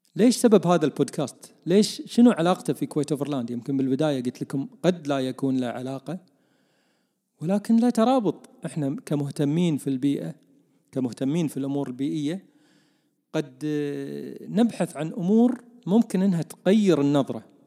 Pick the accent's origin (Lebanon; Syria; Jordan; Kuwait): Kuwait; عندنا بالكويت